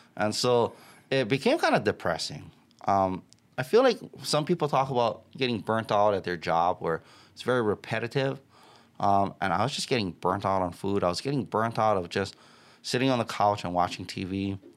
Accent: Waianae, Hawaii, United States; I grew up in a tough town. I grew up in Waianae.

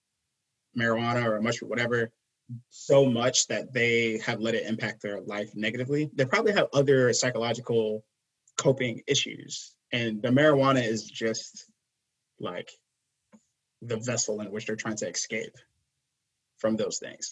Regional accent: New York City, New York, United States; I grew up in like Brooklyn, I grew up in Flatbush, Brooklyn

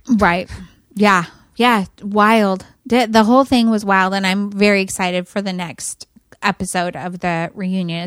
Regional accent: near Cuyama, California, United States; now in Fort Worth, United States; Kuyama is right by where we grew up

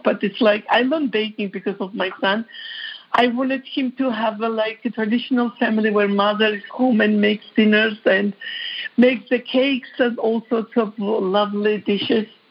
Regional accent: Georgia; English is a second language; moved away as an adult; also born or lived in New York; now in United States; I am from Georgia

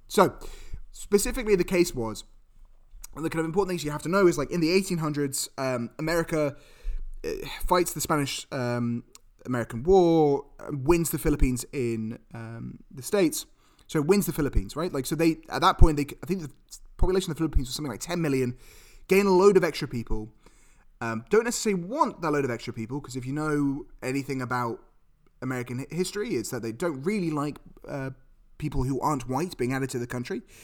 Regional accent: United Kingdom; I'm British

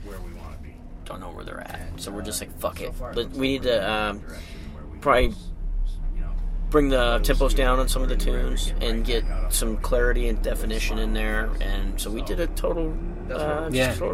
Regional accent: Phoenix, Arizona, United States; we're all from Phoenix

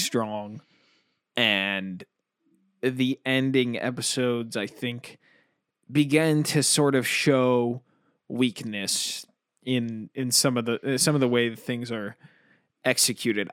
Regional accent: United States; I'm extremely American.

